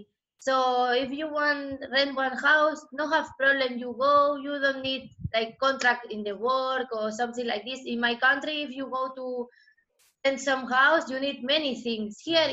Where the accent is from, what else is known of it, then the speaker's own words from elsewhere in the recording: Spain; English is a second language; now in Thailand; So, memories I don't have because him lived in Argentina and me, I grew up in Spain.